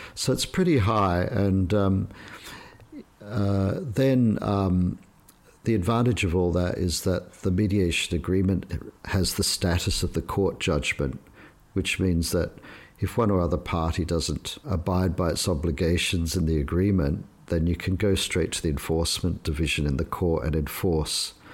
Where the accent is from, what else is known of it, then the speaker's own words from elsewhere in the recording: Australia; moved away as an adult; now in Shanghai, China; I was brought up in Australia